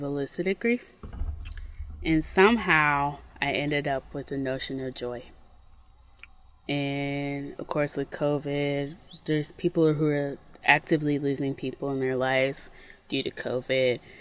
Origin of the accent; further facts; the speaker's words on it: Mississippi, United States; moved away; when I grew up in Mississippi, nature was kind of like a foe